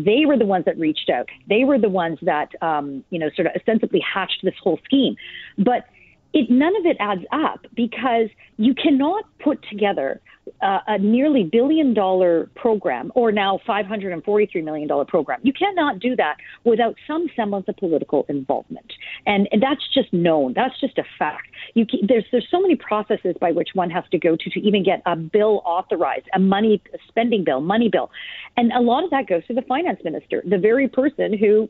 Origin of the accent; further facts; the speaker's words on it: Canada; certainly entertaining, troubling as a Canadian